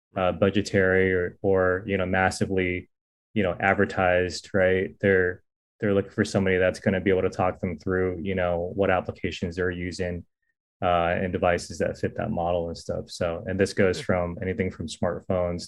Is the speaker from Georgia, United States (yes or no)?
no; Silicon Valley, California, United States; I'm from the Silicon Valley before it was Silicon Valley